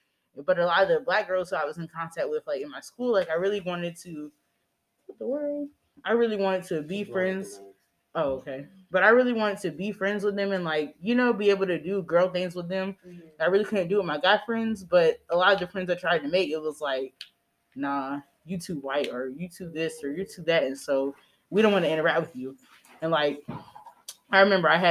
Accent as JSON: {"language": "English", "town": "Greenville", "region": "South Carolina", "country": "United States", "tie": "born or raised there", "also_born_or_lived": "Charlotte, North Carolina", "said": "I grew up in Greenville, South Carolina for the rest of my time."}